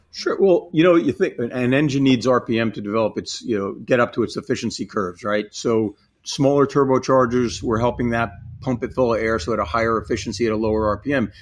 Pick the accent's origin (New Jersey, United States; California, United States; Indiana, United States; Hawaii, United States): New Jersey, United States; I grew up in New Jersey.